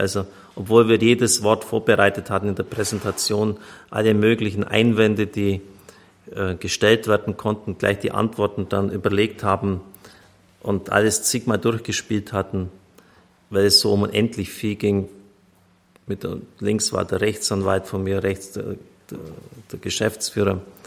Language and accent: German; Germany